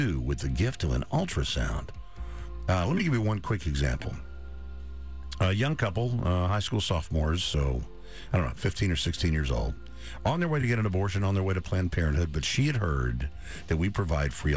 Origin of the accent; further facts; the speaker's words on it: Dallas, Texas, United States; I'm a native Texan, native Dallasite